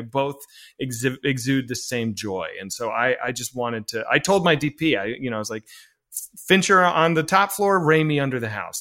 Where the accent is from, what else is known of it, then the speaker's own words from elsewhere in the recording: Arlington, Virginia, United States; I'm from Arlington